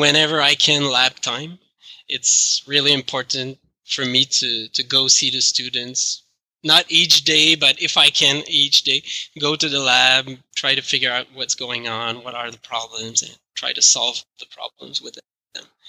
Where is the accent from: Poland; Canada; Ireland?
Canada; accent: French Canadian; English is a second language; my French Canadian accent.